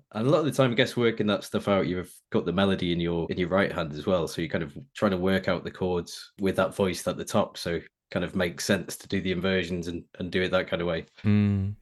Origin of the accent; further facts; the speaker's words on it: Preston, North West England, United Kingdom; I grew up in in Preston in Lancashire